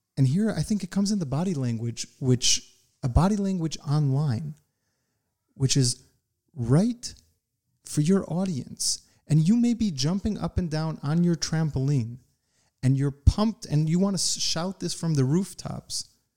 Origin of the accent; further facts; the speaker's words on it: United States; I grew up in the United States